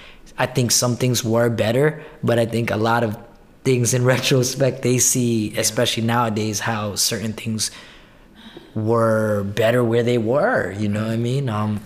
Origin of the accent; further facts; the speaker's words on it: New York City, New York, United States; also born or lived in Brooklyn, New York; I'm born and raised in Queens, so I'm a Queensian. Especially now that I'm living in Brooklyn, I'm claiming Queens harder than ever.